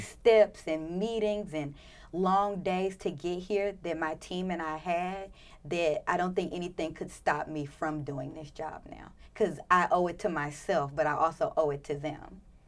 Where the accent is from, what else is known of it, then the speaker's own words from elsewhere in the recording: Memphis, Tennessee, United States; moved away; I'm from Memphis, so about five, six hours away